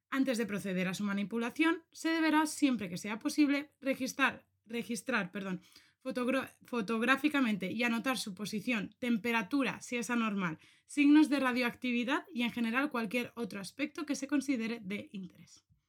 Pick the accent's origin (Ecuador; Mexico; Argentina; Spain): Spain; aquí en España, no sé si esto tú lo conoces, pero esto lo escuché yo un montón desde que era pequeña